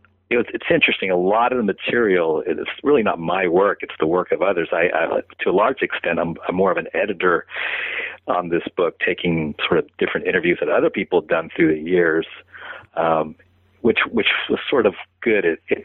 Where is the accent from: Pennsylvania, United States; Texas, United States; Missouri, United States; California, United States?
California, United States; San Francisco; they happened to be coming around playing in my hometown of San Francisco